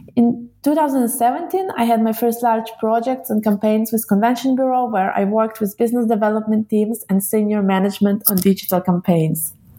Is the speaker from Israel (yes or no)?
yes; Israel; moved away; also born or lived in Russia / Switzerland / Munich; I was born in Russia and grew up in Israel